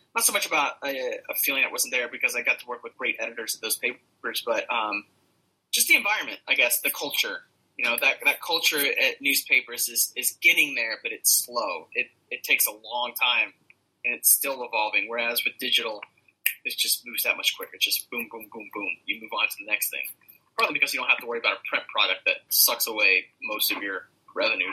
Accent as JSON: {"language": "English", "region": "Alabama", "country": "United States", "tie": "born or raised there", "also_born_or_lived": "New Orleans / Chicago", "moved": "as an adult", "lives_now": "Bay Area, United States", "said": "growing up in Alabama"}